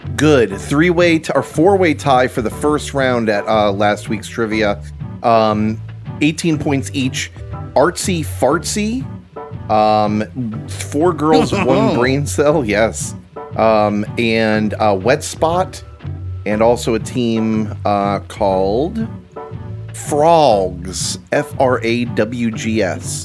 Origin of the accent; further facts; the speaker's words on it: Florida, United States; I moved down here when I was six, so basically a Floridian